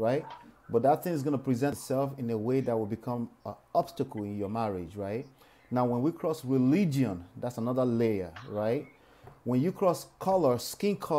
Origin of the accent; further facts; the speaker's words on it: Nigeria; now in United States; I'm legacy Nigerian, born here, raised in Nigeria, right?